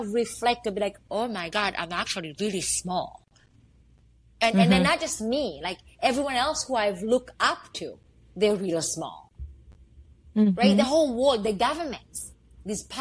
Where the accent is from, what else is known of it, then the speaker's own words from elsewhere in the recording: Somalia; English is a second language; also born or lived in Canada; now in New York, United States; I'm fucking from Africa.